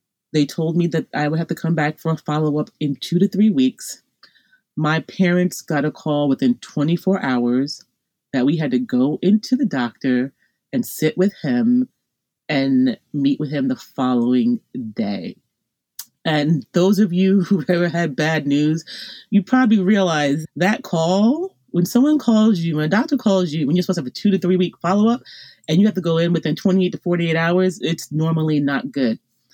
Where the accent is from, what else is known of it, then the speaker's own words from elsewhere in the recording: Long Island, New York, United States; I'm from Long Island, New York, and I wound up being sent to a hospital, Stony Brook Hospital, not far from my home, on Long Island